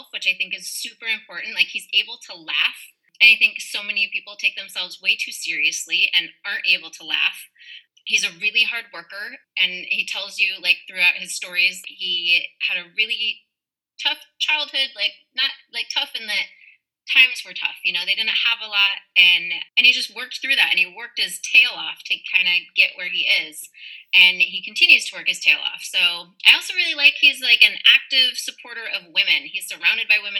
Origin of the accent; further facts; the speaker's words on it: Boring, Oregon, United States; I'm from Boring, Oregon, so on the way to Mount Hood.